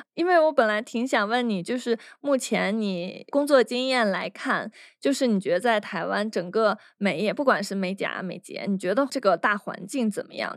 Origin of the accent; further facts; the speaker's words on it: China; 我们大陆人他没有一个最低的工资标准